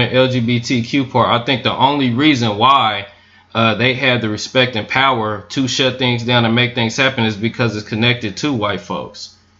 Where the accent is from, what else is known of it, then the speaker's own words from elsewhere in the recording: the South, United States; I'm from the South. This type of shit be going on all the time.